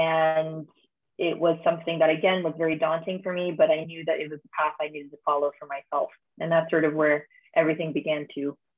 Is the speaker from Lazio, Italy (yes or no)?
yes; Rome, Lazio, Italy; accent: American; Yes. So Rome, Italy is home. I was lucky enough to go to an international school. So that's a lot. There's many reasons why my accent is very Americana accent.